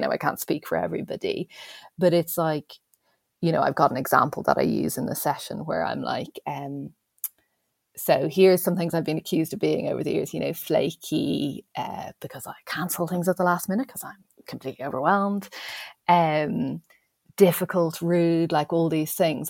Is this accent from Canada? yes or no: no; Ireland; me being Irish